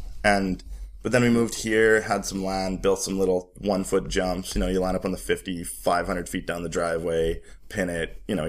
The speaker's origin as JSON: {"language": "English", "town": "Calgary", "region": "Alberta", "country": "Canada", "tie": "born there", "said": "Well, it started, I was born in Calgary."}